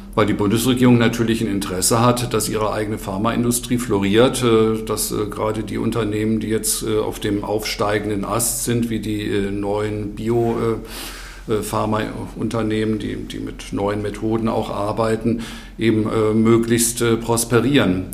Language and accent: German; Germany; bei uns in Deutschland